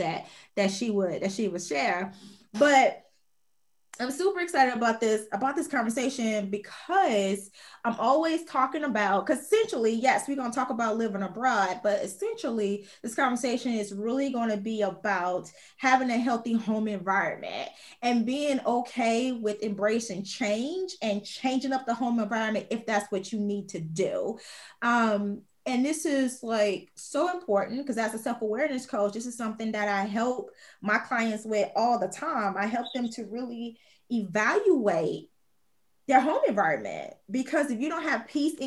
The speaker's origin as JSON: {"language": "English", "town": "Chicago Heights", "region": "Illinois", "country": "United States", "tie": "born or raised there", "also_born_or_lived": "Minnesota / Georgia / Texas", "moved": "yes", "lives_now": "Houston, United States", "said": "Born and raised in Chicago Heights, Illinois"}